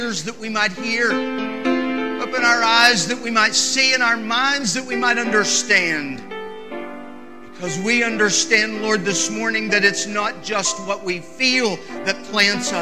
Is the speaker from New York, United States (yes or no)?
no; West Virginia, United States; I'm from West Virginia